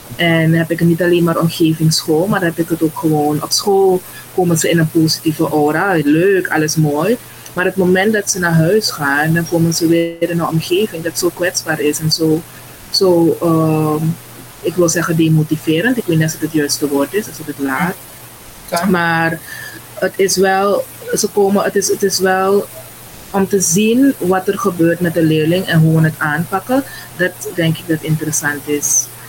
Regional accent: Suriname; Ik kom uit Suriname

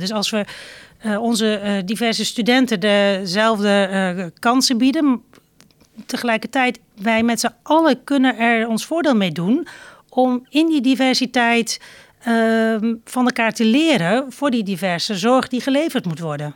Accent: Zelhem, Gelderland, Netherlands; also born or lived in Doetinchem; geboren in Doetinchem en getogen in Zelhem

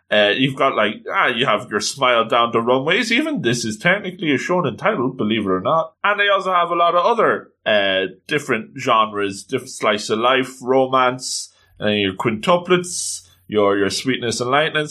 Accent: Ireland; as an Irishman

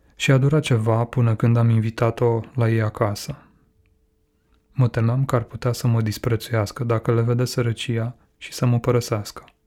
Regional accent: Codlea, Brașov County, Romania; moved away; Era în Codlea, orașul meu natal

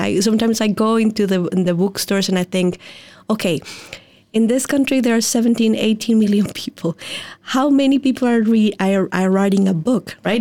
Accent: Mexico; moved away; I was born and raised in Mexico

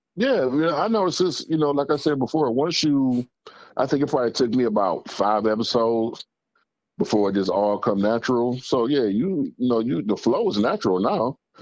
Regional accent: Detroit, Michigan, United States; Finkel and Greenfield.

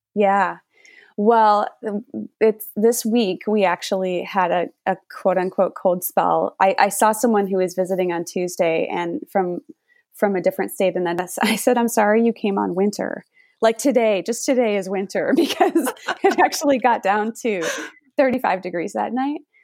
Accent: Minnesota, United States; now in Florida, United States; I grew up in Minnesota

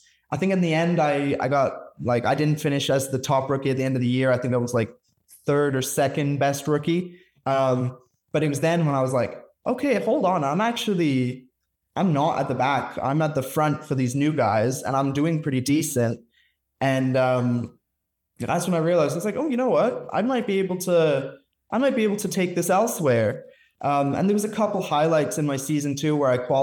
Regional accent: Canada; also born or lived in Alberta; I'm Canadian

